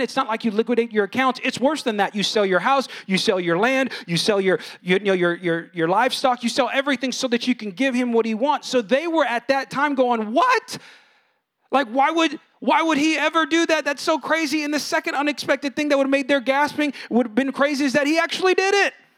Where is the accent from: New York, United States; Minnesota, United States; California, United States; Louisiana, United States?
California, United States; Bay Area; now in San Antonio, United States; I'm from California, and out there, it was all younger brother talk because not many people knew God. It was kind of an ungodly area, ungodly culture, Bay Area